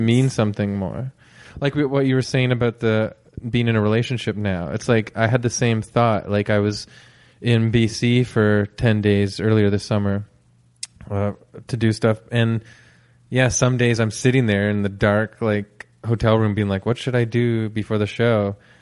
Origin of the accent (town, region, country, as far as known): Canada